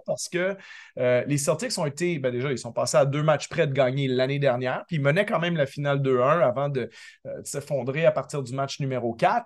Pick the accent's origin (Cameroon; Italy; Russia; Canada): Canada; Quebec; also born or lived in Paris; now in Toronto, Canada; j'ai grandi au Québec